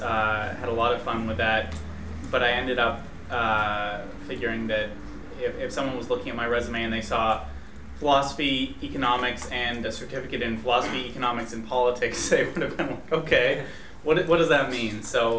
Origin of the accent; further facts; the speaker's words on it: Toronto, Ontario, Canada; I'm …. I'm a senior philosophy econ double major, hailing from Toronto.